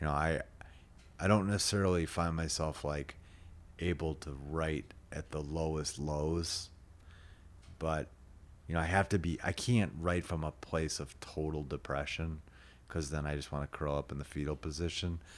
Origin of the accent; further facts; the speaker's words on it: St. Louis Park, Minnesota, United States; also born or lived in Chicago, Illinois / Austin, Texas; I grew up in Saint Louis Park